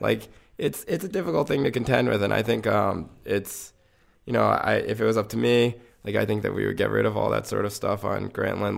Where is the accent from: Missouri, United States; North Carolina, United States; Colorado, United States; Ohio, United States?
North Carolina, United States; I grew up in North Carolina